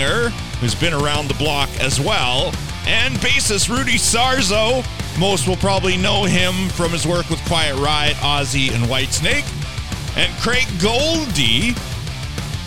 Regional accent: Canada; accent: Canadian; our Canadian accent

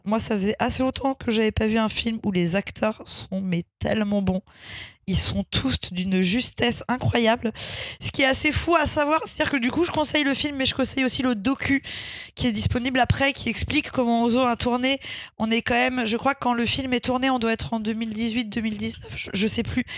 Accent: Lyon, Auvergne-Rhône-Alpes, France; je suis lyonnaise

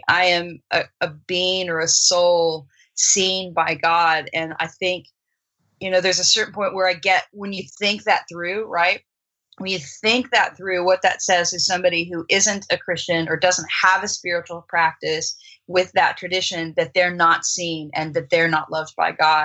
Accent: United States; first language English; also born or lived in Australia; as an American, my native tongue, right, is English

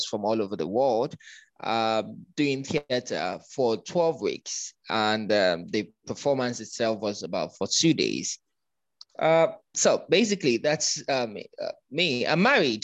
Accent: Lagos, Nigeria; moved away as an adult; now in Abuja, Nigeria; I am originally from Lagos. I grew up in Lagos, moved to Abuja about 11 years ago

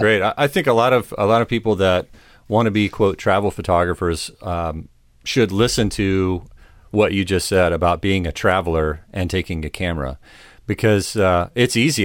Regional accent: United States; I'm from the United States

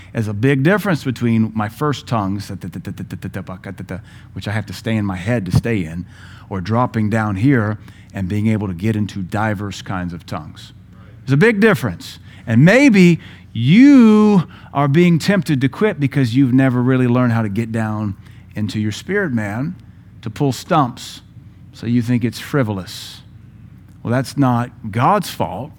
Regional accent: United States; as an American

